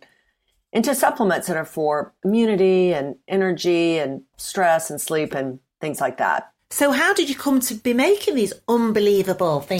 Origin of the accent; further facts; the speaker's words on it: Mississippi, United States; moved away as an adult; now in United Kingdom; Uh, well, I'm from Mississippi originally. I've been in the UK for many decades. Um, so the accent is probably smoothed out. But when I first arrived, um, I went to university here, and, and people kept saying that I needed to have subtitles.